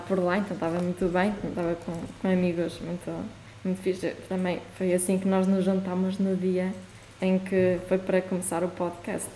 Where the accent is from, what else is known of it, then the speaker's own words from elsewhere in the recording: Chaves, Norte, Portugal; moved away; also born or lived in Porto; eu quando cresci em Chaves